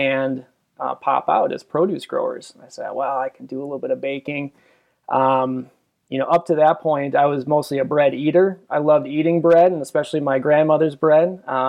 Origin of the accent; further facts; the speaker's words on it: Minneapolis–Saint Paul, Minnesota, United States; moved away as an adult; now in Minot, United States; I'm originally from the Twin Cities, Minnesota